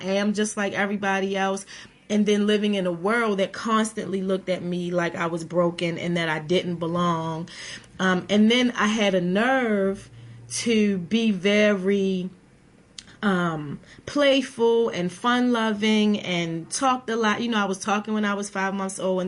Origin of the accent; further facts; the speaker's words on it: Baltimore, Maryland, United States; I grew up in West Baltimore in poverty in low-income housing